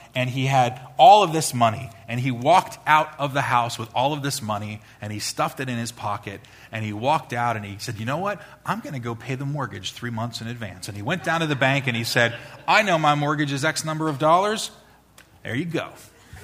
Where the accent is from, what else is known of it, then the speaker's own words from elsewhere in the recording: Long Island, New York, United States; I was probably about 10 years old, growing up on Long Island